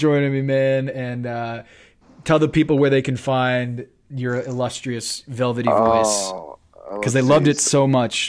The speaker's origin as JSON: {"language": "English", "town": "Charlotte", "region": "North Carolina", "country": "United States", "tie": "born or raised there", "said": "That was my hometown."}